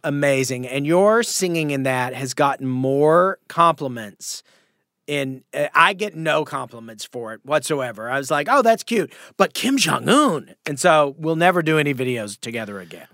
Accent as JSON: {"language": "English", "town": "Sulphur Springs", "region": "Texas", "country": "United States", "tie": "born or raised there", "moved": "yes", "lives_now": "Los Angeles, United States", "said": "the name of the town I'm from is called Sulphur Springs, Texas"}